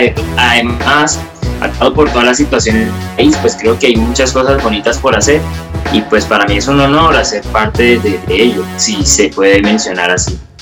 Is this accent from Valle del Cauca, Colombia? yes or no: yes; Cali, Valle del Cauca, Colombia; soy un músico de la ciudad de Cali, soy un artista caleño